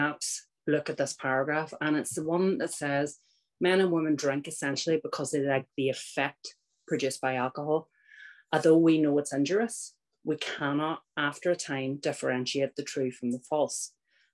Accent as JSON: {"language": "English", "region": "Northern Ireland", "country": "United Kingdom", "tie": "born or raised there", "said": "I was born in Northern Ireland. I grew up."}